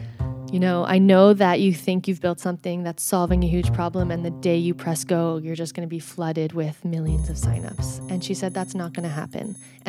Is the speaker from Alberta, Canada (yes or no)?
yes; Edmonton, Alberta, Canada; So I was born in Edmonton, Alberta, and I grew up there.